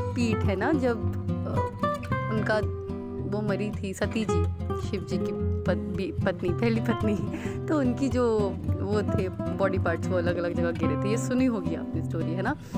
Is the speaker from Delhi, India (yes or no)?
yes; Delhi, India; मैं दिल्ली की रहने वाली हूँ